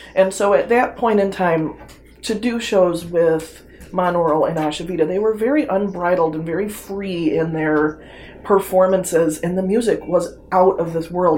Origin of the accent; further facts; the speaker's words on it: Taylor, Michigan, United States; I was born and raised in Taylor